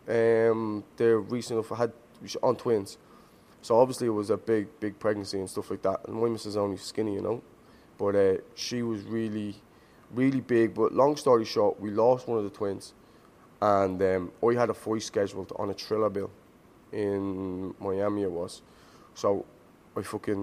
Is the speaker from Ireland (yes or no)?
yes; Dublin, Leinster, Ireland; also born or lived in Dunshaughlin, Ireland; I moved school from Finglas to Dunshaughlin.